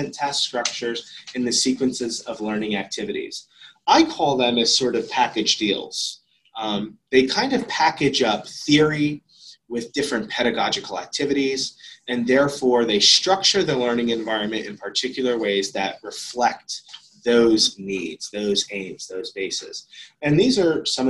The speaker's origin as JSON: {"language": "English", "country": "United States", "also_born_or_lived": "Auckland, New Zealand", "moved": "yes", "said": "Ben and I were the only Americans"}